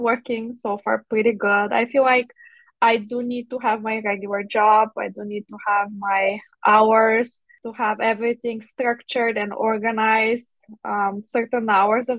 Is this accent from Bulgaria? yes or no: yes; Bulgaria; moved away as an adult; now in Chicago, United States; So originally I'm from Bulgaria. So I grew up in Bulgaria. I did dental school back there